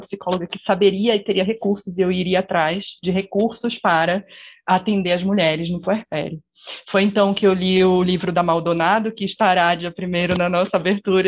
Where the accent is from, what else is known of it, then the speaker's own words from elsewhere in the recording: Pará, Brazil; moved away as an adult; now in Curitiba, Brazil; eu não sou daqui de Curitiba, eu sou do Pará